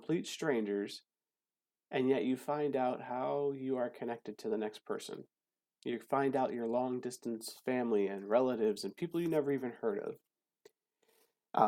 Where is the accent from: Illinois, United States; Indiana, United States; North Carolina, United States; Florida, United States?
Florida, United States; South; now in Hawaii, United States; I'm actually from South Florida